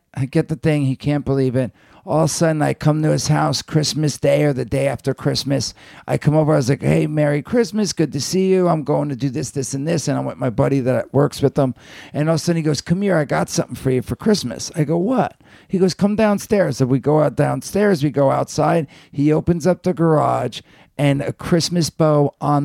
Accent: New Jersey, United States; growing up in Jersey

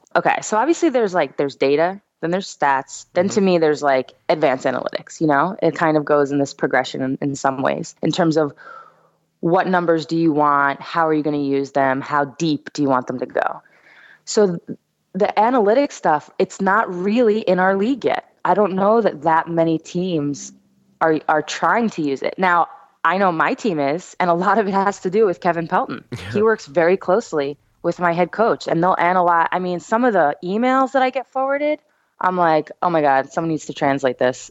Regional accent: New York, United States; I'm from New York

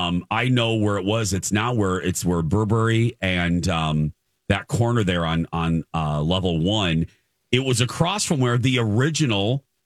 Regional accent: Michigan City, Indiana, United States; moved away; and then Michigan City also had, my hometown, a Fashion Bug Plus.

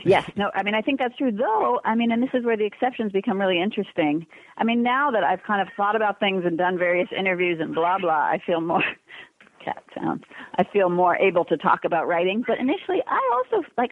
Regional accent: Los Angeles, California, United States; I'm from Los Angeles, but I'm from the West Side. So more kind of what I think of suburban L.A.

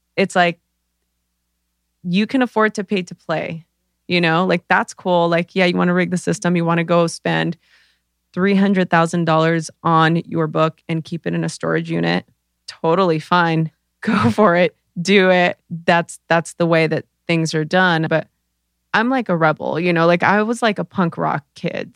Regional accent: Los Angeles, California, United States; I grew up in East L A during the L A riots

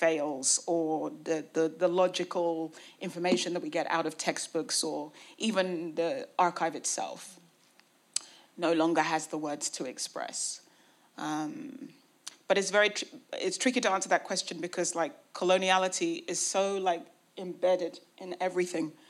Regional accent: United Kingdom; I was trained in Britain, you know, I was brought up in Britain, I went to British schools, I have had a colonial education

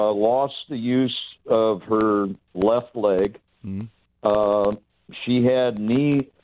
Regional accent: Orange, California, United States; I grew up in the city of Orange.

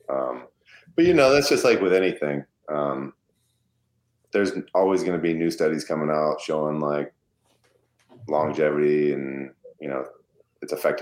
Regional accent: Michigan, United States; I'm from Michigan.

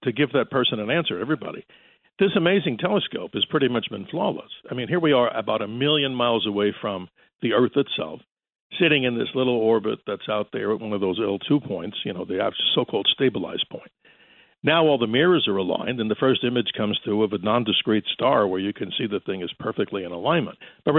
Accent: New York, United States; I remember, just like many out there, when I was a kid, obviously listening up and growing up in New York, listening to WABC, of course.

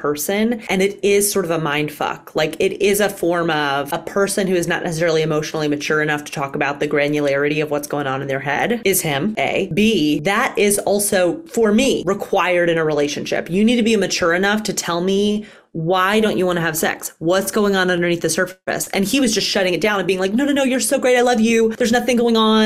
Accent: Alabama, United States; I was raised in the South too. I get it. I was raised in Alabama

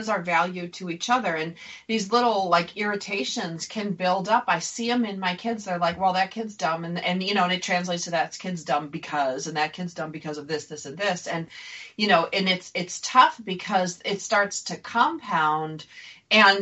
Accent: Buffalo, New York, United States; I grew up in Buffalo, a little small town

